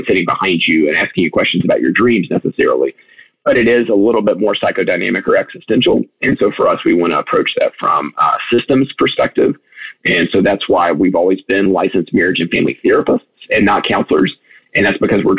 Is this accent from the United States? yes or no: yes; United States; as American parents, I myself am one